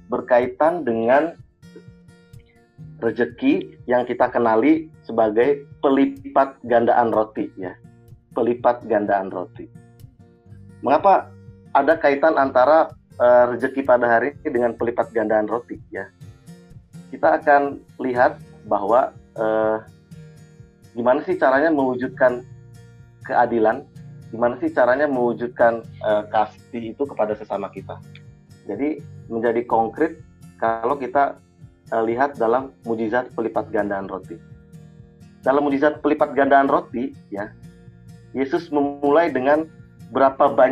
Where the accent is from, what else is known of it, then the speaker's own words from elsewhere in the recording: North Sumatra, Indonesia; kalau di danau saya itu karena saya orang Batak di Danau Toba ya bayangkan begitu situasinya